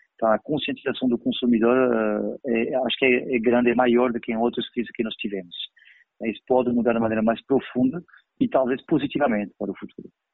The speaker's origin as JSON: {"language": "Portuguese", "country": "France", "also_born_or_lived": "Paris", "second_language": "Portuguese", "moved": "yes", "lives_now": "Brazil", "said": "Eu sou francês, eu vivi com terrorismo durante anos em, Paris"}